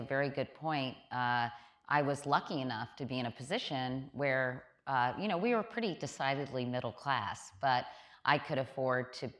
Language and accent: English; Arlington, Virginia, United States; I grew up in Northern Virginia in Arlington. And I'm the youngest of four children